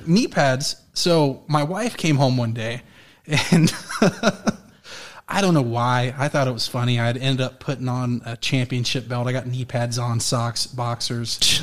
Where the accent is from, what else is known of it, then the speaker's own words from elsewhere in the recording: Florida, United States; moved away; also born or lived in Colorado; I moved back to Florida, where I was born